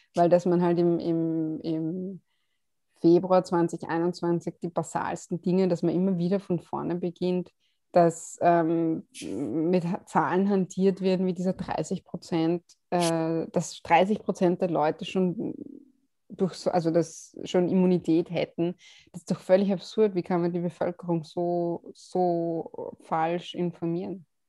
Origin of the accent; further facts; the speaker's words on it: Vienna, Austria; Aus Wien. Ich bin eine von diesen tatsächlich echten Wienerinnen.